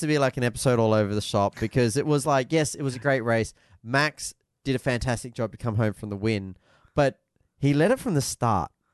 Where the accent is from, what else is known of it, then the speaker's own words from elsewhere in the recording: Australia; as an Australian